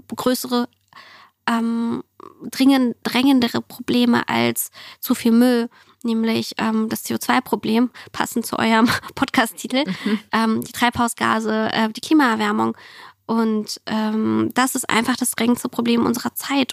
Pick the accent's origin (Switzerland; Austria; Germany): Germany; German is a second language; also born or lived in Siberia, Russia; ich bin 1990 in Sibirien geboren, auf der asiatischen Seite, also wirklich weit weg vom Schuss. Und ähm, wir sind 6, 95 nach Deutschland gekommen und äh, bei mir war viel einfach nur Deutsch lernen